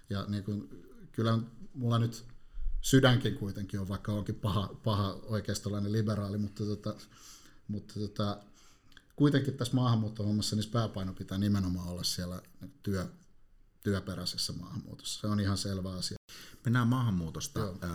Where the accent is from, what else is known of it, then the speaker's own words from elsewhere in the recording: Helsinki, Uusimaa, Finland; No Helsingistä, että mä oon ihan syntyperäinen helsinkiläinen, ja tällä hetkellä asun Konalassa – tuolla noin äärimmäisellä länsilaidalla.